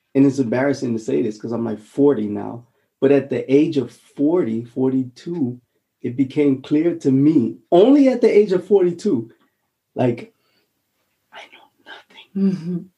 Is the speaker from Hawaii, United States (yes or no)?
yes; Honolulu, Hawaii, United States; now in Germany; I'm I'm from Hawaii, Honolulu, a little rock mm. called Aha, Oahu